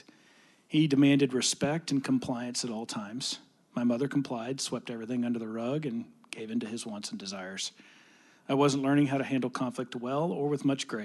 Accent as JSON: {"language": "English", "town": "Rockwall", "region": "Texas", "country": "United States", "tie": "born or raised there", "also_born_or_lived": "Dallas, Texas"}